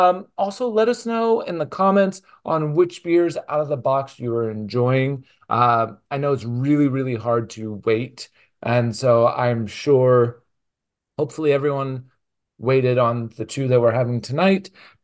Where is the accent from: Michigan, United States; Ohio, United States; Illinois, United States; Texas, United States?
Texas, United States; It's not Houston, which I grew up in Texas, so I'm like, oh, that's Houston.